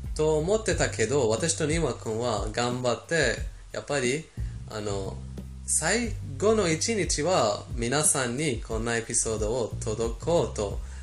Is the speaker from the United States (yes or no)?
no; Iran; born or raised there; Japanese is a second language; moved away